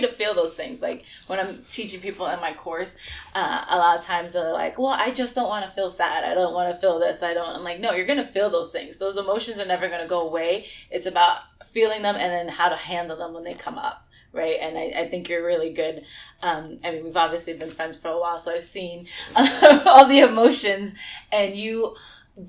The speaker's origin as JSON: {"language": "English", "town": "New York City", "region": "New York", "country": "United States", "said": "we're both from New York, from the Bronx, both of us"}